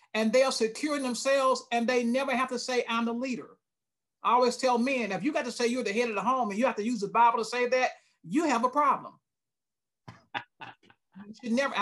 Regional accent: Lumberton, North Carolina, United States; also born or lived in Douglas, Georgia; now in Charlotte, United States; I was born in Douglas, Georgia, Coffee County, a little small place. And then we moved to Lumberton, an even smaller place in Eastern North Carolina

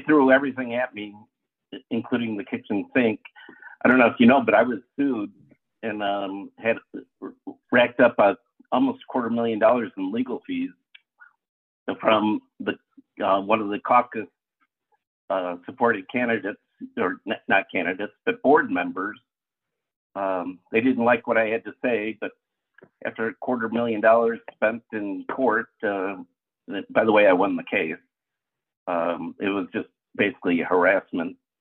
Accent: Lake Forest, Illinois, United States; I was uh, born and raised in Lake Forest. Went through Lake Forest public schools

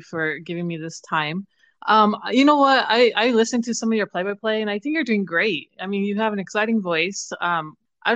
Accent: Gallup, New Mexico, United States; moved away as an adult; now in Albuquerque, United States; I grew up in Gallup, New Mexico, which is 2 hours west of Albuquerque. I currently live in Albuquerque.

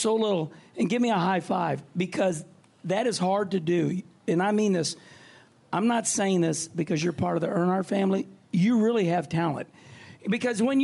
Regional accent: Midwest, United States; I'm from the Midwest

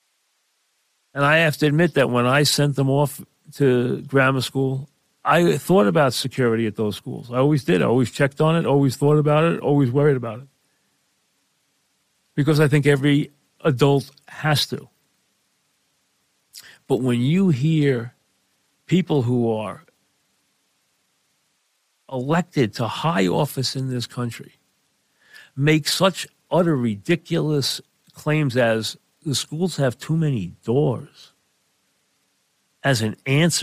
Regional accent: New York, United States; we're from New York

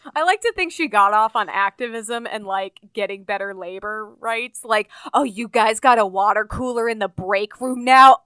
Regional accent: Urbana-Champaign, Illinois, United States; the University of Illinois, which is where my dad used to work in my hometown

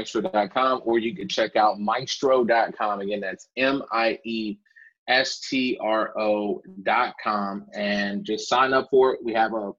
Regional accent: Chicago, Illinois, United States; I'm a kid from the South Side of Chicago

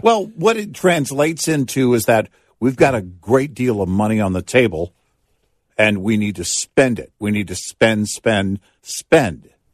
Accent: Texas, United States; also born or lived in Omaha, Nebraska; the age of four on, it was Texas

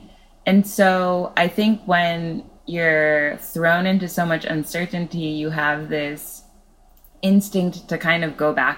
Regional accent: California, United States; in California my whole life. And when I was writing the memoir, I felt like it was important to be close to my hometown and where everything happened.

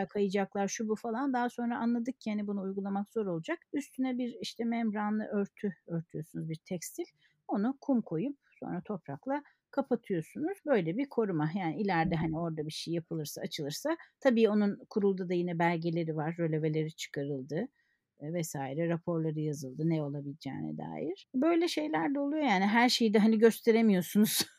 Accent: Kayseri Province, Turkey; moved away as an adult; Kayseri'de tabii eski dostlarım, lise arkadaşlarım

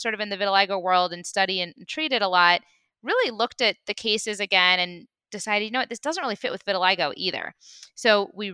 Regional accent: Midwest, United States; now in Los Angeles, United States; I'm actually from the Midwest

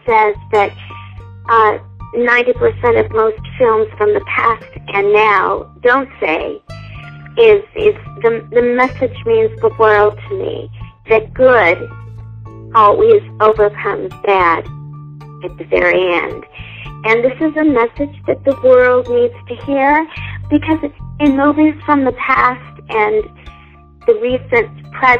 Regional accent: Indiana, United States; I grew up in Indiana

